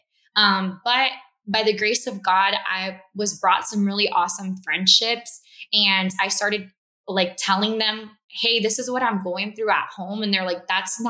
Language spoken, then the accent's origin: English; Miami, Florida, United States; also born or lived in Cuba; I moved to Florida. I was raised in Miami, Southwest Florida.